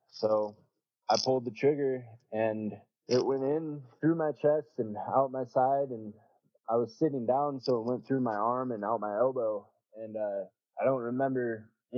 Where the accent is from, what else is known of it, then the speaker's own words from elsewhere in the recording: Prineville, Oregon, United States; I moved back to my hometown, which is Prineville.